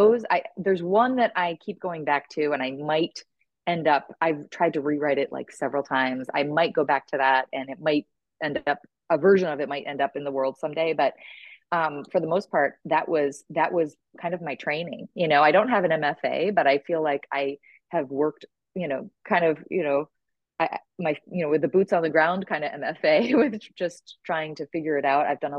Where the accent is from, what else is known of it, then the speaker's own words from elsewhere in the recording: Lake George, New York, United States; moved away as an adult; also born or lived in Boston area / Texas / Midwest; I grew up in upstate New York. I was a graduate from Lake George High School